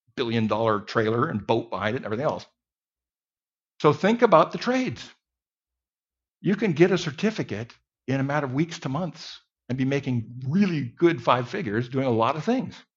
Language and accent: English; Mountain West, United States; moved away; I grew up in a little town in the Mountain West